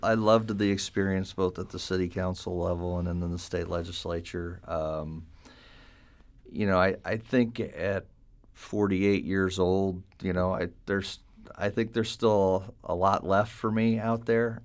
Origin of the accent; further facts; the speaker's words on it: St. Charles, Missouri, United States; I was born and raised in Saint Charles